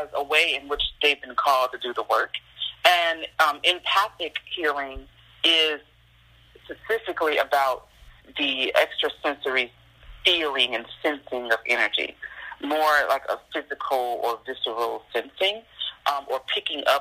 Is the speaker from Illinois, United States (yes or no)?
yes; Chicago, Illinois, United States; moved away as an adult; I'm from Chicago, born and raised